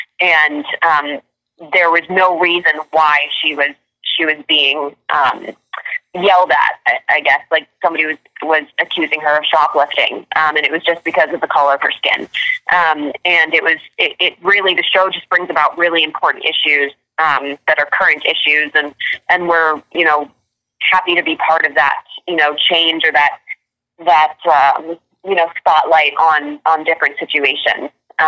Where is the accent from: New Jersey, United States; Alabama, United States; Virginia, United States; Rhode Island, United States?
Virginia, United States; now in California, United States; I'm from Virginia. So we grew up going every summer to North Carolina, South Carolina.